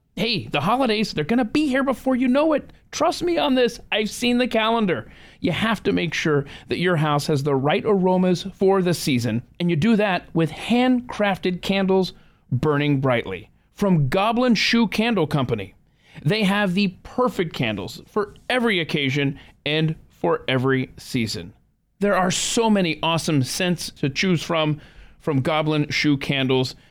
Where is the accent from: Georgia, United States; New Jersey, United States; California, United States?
Georgia, United States; Atlanta; moved away; I had growing up in Atlanta